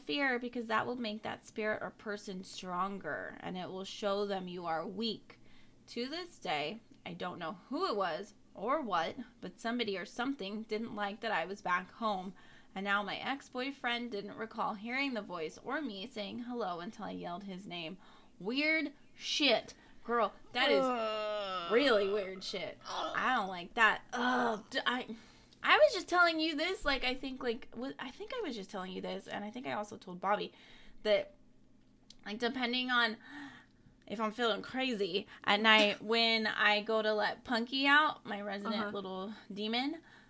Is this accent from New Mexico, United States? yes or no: yes; New Mexico, United States; I was born and raised in New Mexico on a small Native reservation about 15 minutes from south of Albuquerque. And being Native American and living on the reservation